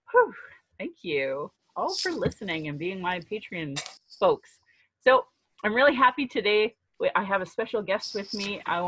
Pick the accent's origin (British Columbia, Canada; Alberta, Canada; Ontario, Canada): Alberta, Canada; Calgary; I was born here in Calgary, or in Blackfoot Mokinstis, as … an English name which has afforded me privilege in an English colonial world. My mother is Northern Slavey Dene, or Satu Dene